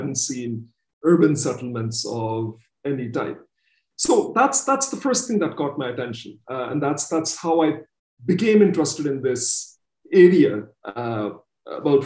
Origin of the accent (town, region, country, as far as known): Pakistan